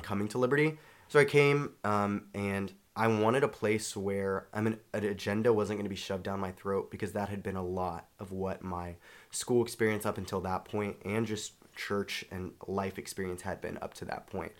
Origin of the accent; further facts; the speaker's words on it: Charlotte, North Carolina, United States; I'm from Charlotte, North Carolina